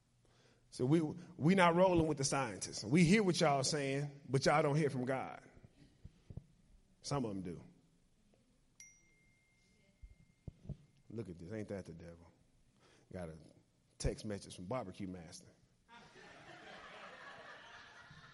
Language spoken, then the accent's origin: English; United States; we're American